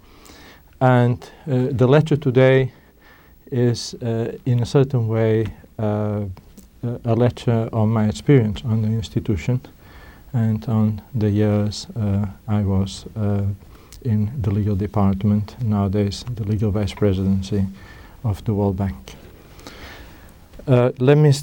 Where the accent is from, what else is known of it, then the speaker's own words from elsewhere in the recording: Spain; moved away; I'm originally from Spain